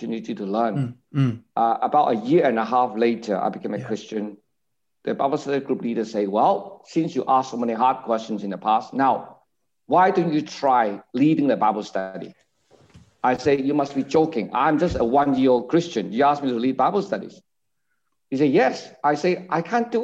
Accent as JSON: {"language": "English", "country": "Hong Kong", "tie": "born or raised there", "moved": "yes", "lives_now": "Singapore", "said": "I grew up in Hong Kong. I was born in Hong Kong"}